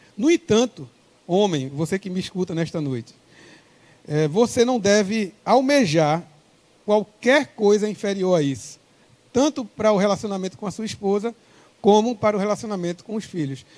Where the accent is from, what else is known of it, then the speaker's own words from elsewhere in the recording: Pernambuco, Brazil; O nosso contato é 81, sou pernambucano